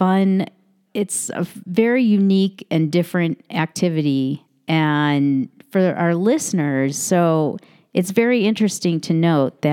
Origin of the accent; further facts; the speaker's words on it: California, United States; we're from California